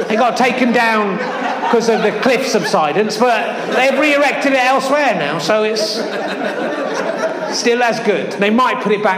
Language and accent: English; near Weston-super-Mare, South West England, United Kingdom; I grew up near Western Supermare